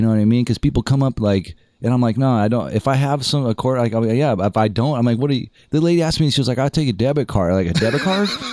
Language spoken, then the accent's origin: English; El Segundo, California, United States; also born or lived in San Diego; now in Los Angeles, United States; I'm from El Segundo